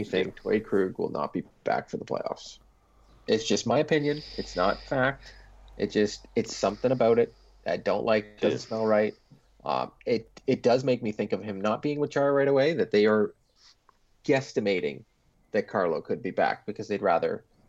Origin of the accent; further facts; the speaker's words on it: Canada; as a Canadian